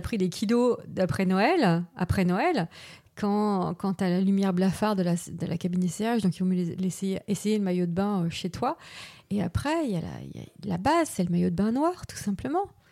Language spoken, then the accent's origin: French; Paris, Île-de-France, France; je suis née à Paris, enfin, en région parisienne, j'ai grandi à Paris